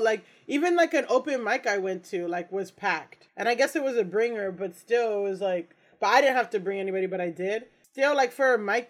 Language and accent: English; Hollywood, Florida, United States; moved away as an adult; also born or lived in Orange County, California / Japan / Dominican Republic (parents); now in New York, United States; I grew up outside of Miami, in Florida. It's technically not Miami, but it's like the greater Miami area. Mm-hmm. But it's not like a small like suburb with like one store. It's like a sprawling, you know, its own city. It's a place called Hollywood.